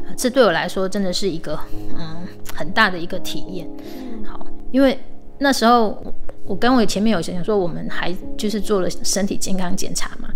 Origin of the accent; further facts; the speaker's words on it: Minxiong, Chiayi County, Taiwan; 也是我们的故乡，民雄